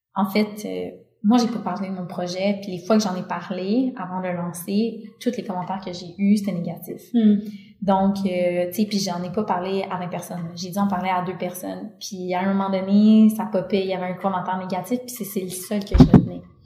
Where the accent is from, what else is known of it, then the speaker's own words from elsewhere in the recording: Quebec, Canada; je viens du Québec